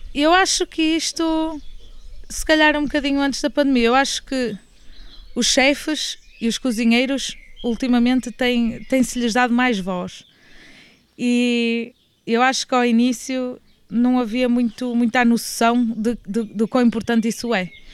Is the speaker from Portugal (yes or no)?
yes; Porto, Norte, Portugal; moved away as an adult; also born or lived in Lisbon / Tenerife / Barcelona / Australia; now in Vila Nova de Milfontes, Portugal; eu nasci no Porto, entretanto fui para Lisboa estudar